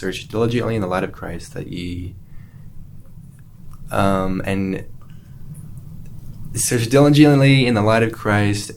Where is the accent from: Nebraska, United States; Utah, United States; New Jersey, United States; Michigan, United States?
Utah, United States; Orem; moved away as an adult; also born or lived in Eagle Mountain, Utah; now in Alaska, United States; I'm from Orem, Utah